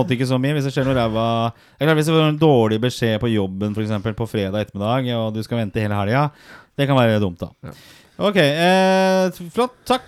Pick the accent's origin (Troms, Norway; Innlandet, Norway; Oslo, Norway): Oslo, Norway; now in Bærum, Norway; jeg er oppvokst på Torshov og østkanten.